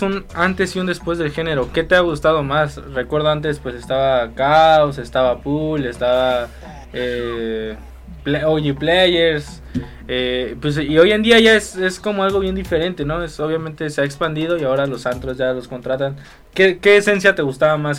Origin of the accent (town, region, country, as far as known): Mexico